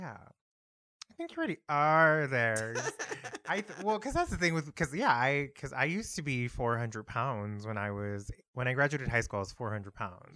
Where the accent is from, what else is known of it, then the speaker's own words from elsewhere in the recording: El Paso, Texas, United States; moved away; I'm from Texas